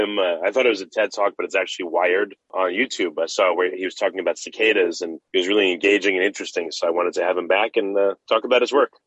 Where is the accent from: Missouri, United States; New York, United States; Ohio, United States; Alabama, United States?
New York, United States; I grew up in New York